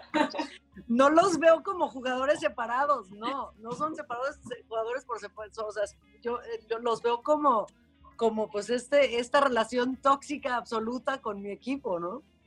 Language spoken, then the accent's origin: Spanish; Guadalajara, Jalisco, Mexico; moved away; Nací, crecí en Guadalajara